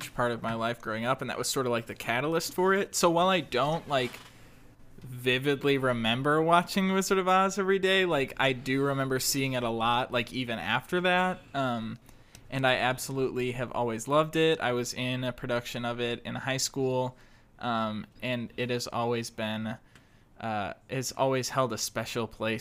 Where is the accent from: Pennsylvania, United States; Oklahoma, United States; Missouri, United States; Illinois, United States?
Missouri, United States; St. Louis; also born or lived in Wisconsin; I was born in St. Louis